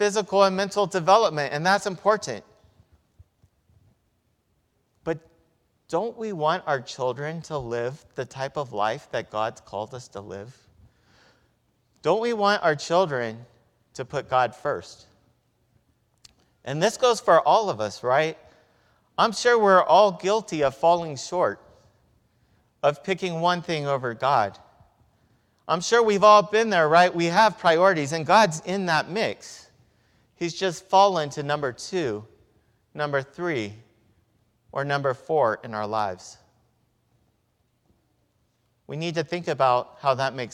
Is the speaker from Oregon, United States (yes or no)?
no; Victorville, California, United States; When I was growing up in Victorville